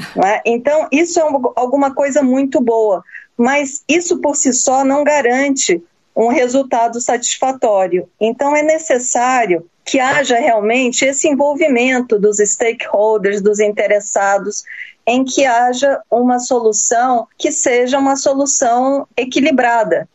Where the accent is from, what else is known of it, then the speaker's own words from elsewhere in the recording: Brazil; nós, como brasileiros